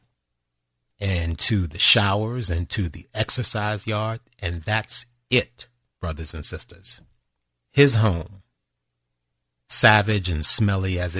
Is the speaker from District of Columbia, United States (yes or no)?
yes; Washington, District of Columbia, United States; the neighboring District of Columbia. That's my hometown